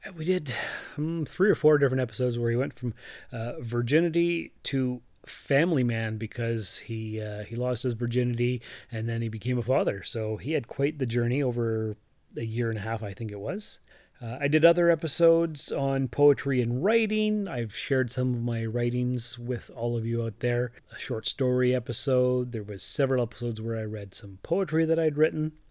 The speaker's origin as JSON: {"language": "English", "town": "Sault Ste. Marie", "region": "Ontario", "country": "Canada", "tie": "born or raised there", "also_born_or_lived": "North Bay / Timmins", "moved": "as an adult", "said": "I was born and raised in Sault Ste. Marie"}